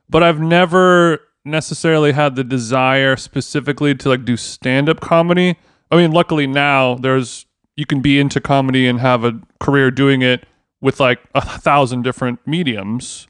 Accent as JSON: {"language": "English", "area": "Orange County", "region": "California", "country": "United States", "tie": "born or raised there", "said": "me growing up in Orange County, California"}